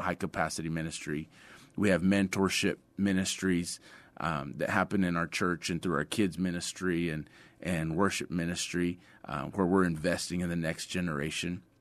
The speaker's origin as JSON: {"language": "English", "area": "Sutherland Springs, La Vernia, Seguin area", "region": "Texas", "country": "United States", "tie": "born or raised there", "also_born_or_lived": "San Antonio, Texas", "said": "I was born in San Antonio, uh, grew up in the Sutherland Springs, Lavernia, Seguin area"}